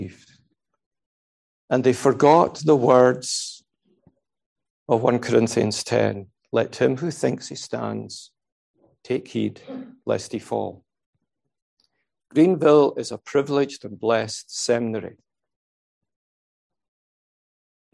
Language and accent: English; Scotland, United Kingdom; I'm a Scot